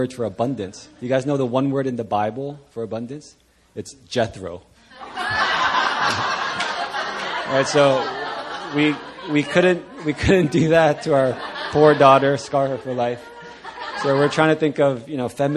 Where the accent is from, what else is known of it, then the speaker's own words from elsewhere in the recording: Virginia, United States; moved away; I grew up in Virginia, not too far from Pastor Christian